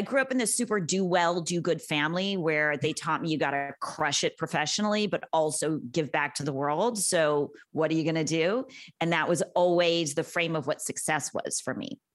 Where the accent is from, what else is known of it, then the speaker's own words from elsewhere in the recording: Los Angeles, California, United States; also born or lived in Santa Monica / Venice; I'm from Los Angeles. I am one of the rare natives